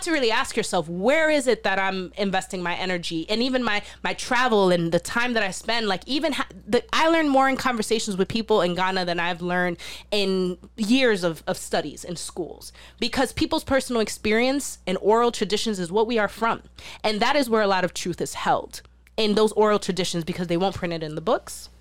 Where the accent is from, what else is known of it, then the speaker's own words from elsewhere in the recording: New York City, New York, United States; I'm from the South Bronx too. I'm from Soundview